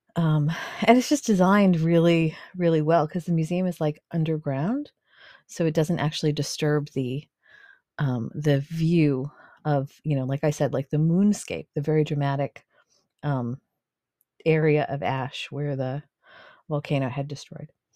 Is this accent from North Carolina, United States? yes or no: no; Boston, Massachusetts, United States; moved away as an adult; now in New York, United States; I was born in Boston